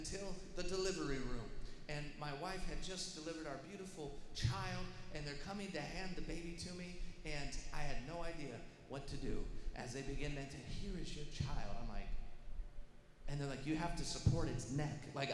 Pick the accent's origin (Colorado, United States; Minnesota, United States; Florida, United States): Colorado, United States; Denver; I was born and lived in Denver, Colorado, in a suburb